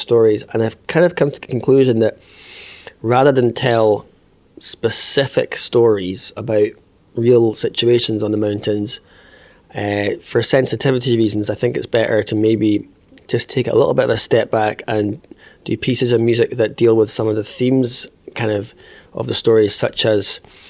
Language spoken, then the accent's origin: English; south side of Loch Ness, Scotland, United Kingdom; growing up, I'm from the south side of Loch Ness, so I'm not from Bremer